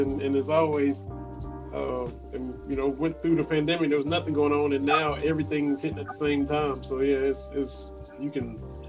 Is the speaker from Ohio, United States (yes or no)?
no; Harlan County, Kentucky, United States; I'm a 13th region guy. I'm born and raised in Harlan County